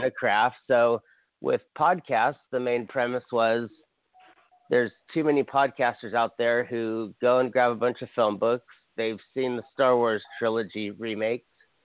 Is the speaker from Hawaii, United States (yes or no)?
yes; Hawaii, United States; I'm from Hawaii